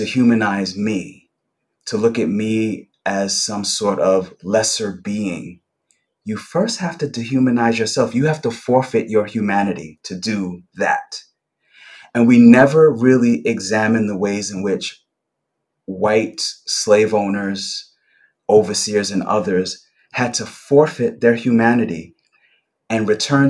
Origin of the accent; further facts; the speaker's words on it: New York City, New York, United States; I grew up in Brooklyn in the 70s and 80s, and I grew up in a particular neighborhood on the border of Gravesend and Bensonhurst